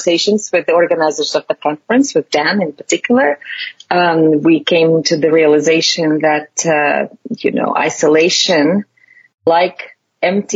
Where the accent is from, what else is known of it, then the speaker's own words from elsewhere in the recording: Latvia; moved away as an adult; also born or lived in United States; now in Oxford, United Kingdom; I'm myself from Latvia